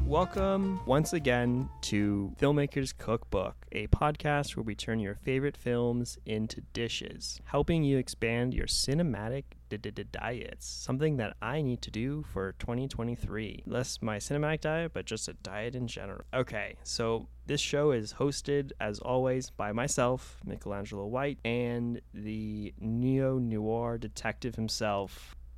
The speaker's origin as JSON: {"language": "English", "town": "Los Angeles", "region": "California", "country": "United States", "tie": "born or raised there", "said": "born and raised in Los Angeles"}